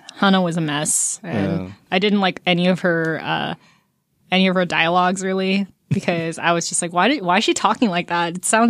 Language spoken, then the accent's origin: English; South Korea; born there; And like also I was born in Korea.